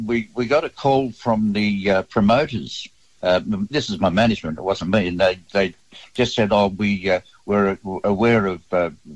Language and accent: English; Kalgoorlie, Western Australia, Australia; I was writing bawdy verse for my mates about my mates in my hometown of Kalgoorlie